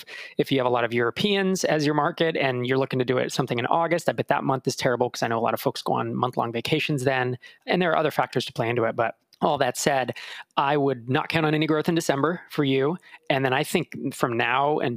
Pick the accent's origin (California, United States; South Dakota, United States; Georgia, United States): California, United States; moved away as an adult; now in Minneapolis, United States; growing up in California, you know, we really don't have strong seasons